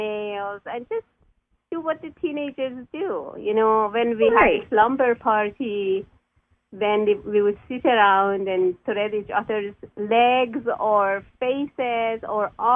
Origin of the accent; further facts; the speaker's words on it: Iran; moved away as an adult; now in United States; I'm Persian, so I come from Iran